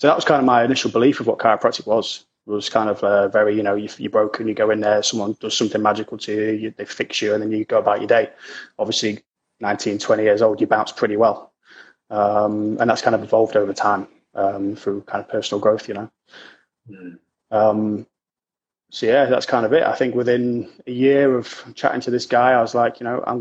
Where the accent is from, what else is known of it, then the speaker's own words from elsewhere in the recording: Lincoln, East Midlands, United Kingdom; But I'm originally from Lincoln, which is, for anyone who's kind of not really native, is in a city in the East Midlands, up north